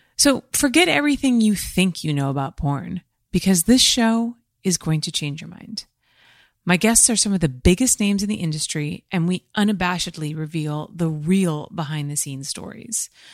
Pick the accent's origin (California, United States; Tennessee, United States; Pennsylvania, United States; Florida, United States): California, United States; having been born in California, I don't think I'll probably ever leave here